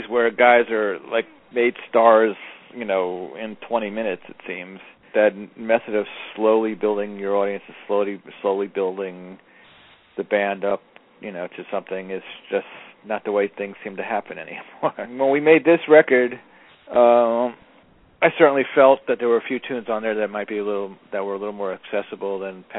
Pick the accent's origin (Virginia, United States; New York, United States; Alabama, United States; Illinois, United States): New York, United States; New York City; I grew up in Jackson Heights, Queens